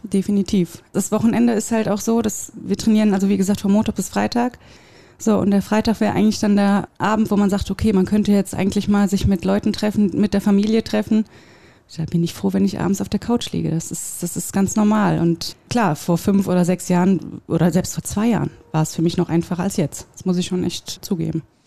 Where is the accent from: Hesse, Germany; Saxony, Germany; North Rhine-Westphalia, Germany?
North Rhine-Westphalia, Germany; Wuppertal; ich komme aus Wuppertal